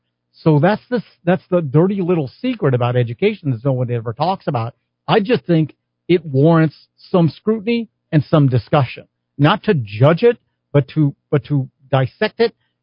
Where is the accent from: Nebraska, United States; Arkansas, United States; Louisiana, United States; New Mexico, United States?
New Mexico, United States; Albuquerque; because we grew up lower middle class, South Broadway. By the way, that shooting that happened 2 years ago on Anderson and Broadway, that was in front of the house I was born in.